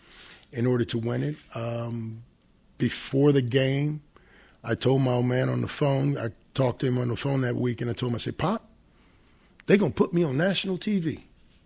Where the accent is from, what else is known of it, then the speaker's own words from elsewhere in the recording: Cleveland, Ohio, United States; I grew up in Cleveland